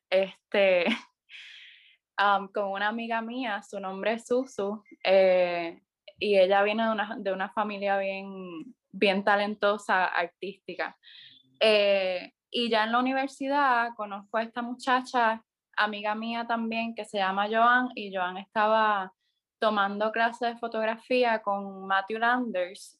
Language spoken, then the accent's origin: Spanish; San Sebastián, Puerto Rico; also born or lived in Mayagüez; Mi pueblo de crianza, San Sebastián